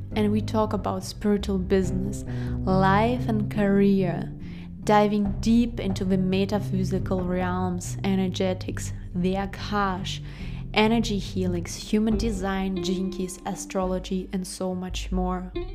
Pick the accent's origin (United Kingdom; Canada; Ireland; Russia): Russia; I'm from Russia